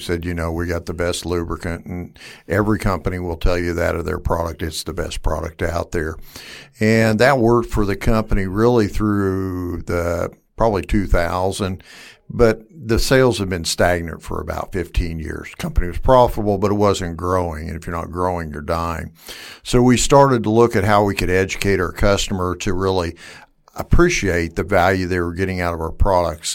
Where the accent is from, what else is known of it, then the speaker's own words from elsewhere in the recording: Wichita, Kansas, United States; I'm from, uh, West Wichita, born and raised here